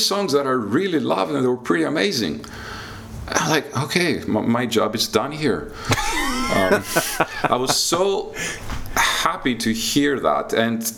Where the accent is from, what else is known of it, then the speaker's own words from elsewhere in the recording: Greece; moved away as an adult; also born or lived in Athens / London; now in Lithuania; I was a kid growing up in Greece in the mid-80s